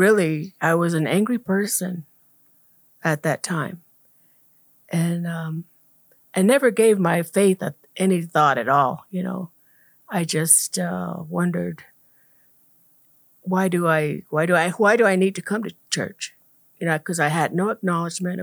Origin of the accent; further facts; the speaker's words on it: Komatke Village, Gila River Indian Reservation, Arizona, United States; I was born and raised here in Comat Village on the west end of the Hill River Reservation